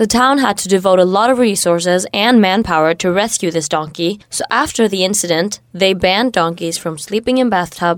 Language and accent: English; United States; Yeah, we can continue and travel on to the United States of America. This is my home country